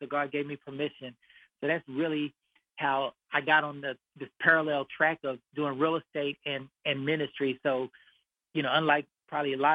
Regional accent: Austin, Texas, United States; now in Dallas, United States; I'm from Austin, Texas, and grew up in East Austin

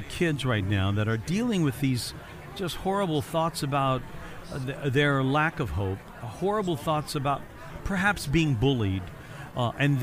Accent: Evansville, Indiana, United States; moved away; I'm originally from Evansville, Indiana

